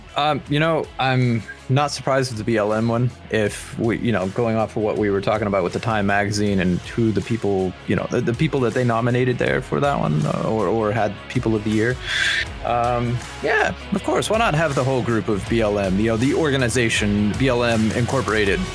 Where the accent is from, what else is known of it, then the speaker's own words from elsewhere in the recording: United States; as an American